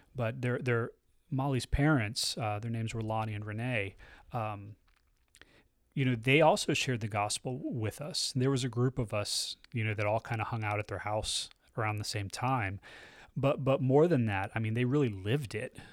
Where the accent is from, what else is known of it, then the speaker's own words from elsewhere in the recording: United States; I'm an American, so I'm a Christian